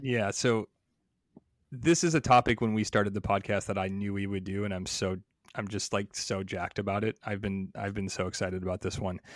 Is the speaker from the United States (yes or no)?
yes; Chicago, Illinois, United States; I'm also from Chicago.